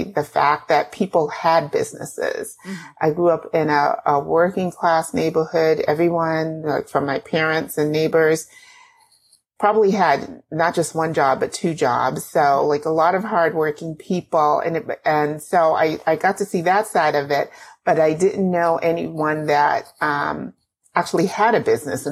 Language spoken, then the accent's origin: English; Boston, Massachusetts, United States; Born and raised in Boston, in the neighborhood of Roxbury.